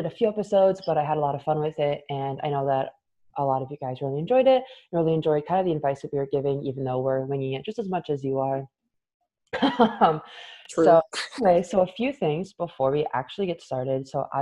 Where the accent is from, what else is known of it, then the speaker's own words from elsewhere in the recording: Michigan, United States; I'm from Michigan.